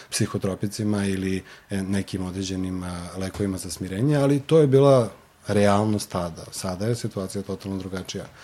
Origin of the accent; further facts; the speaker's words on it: Belgrade, Serbia; ja sam sa Zvezdare, tako da u principu nekako taj kraj je i bio specifičan po tim nekim možda lošim izborima u tom trenutku.